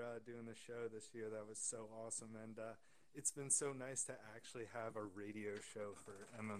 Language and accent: English; New York area, United States; I'm from the New York area.